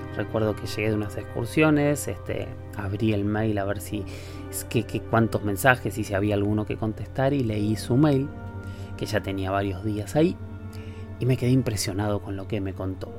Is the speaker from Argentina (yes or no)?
yes; Argentina; todos tenemos acento los argentinos